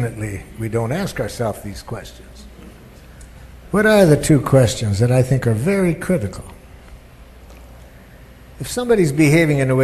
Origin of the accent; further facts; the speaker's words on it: Detroit, Michigan, United States; I grew up in Detroit, Michigan